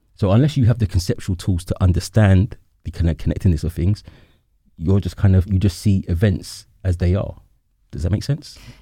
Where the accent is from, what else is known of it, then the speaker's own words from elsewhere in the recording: London, United Kingdom; as a Londoner, I know definitely where I'm from